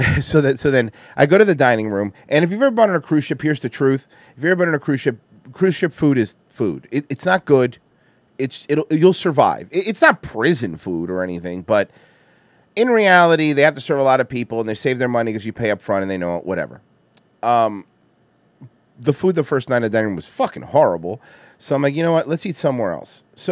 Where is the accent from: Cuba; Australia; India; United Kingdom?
Cuba; now in United States; They have my thick accent. Like, bro, literally, bro, like I'm fucking American, bro. Like, I don't give a fuck what you say, bro, all right? I'm like really American, bro. Fuck Cuba, bro. I'm not going back to that place.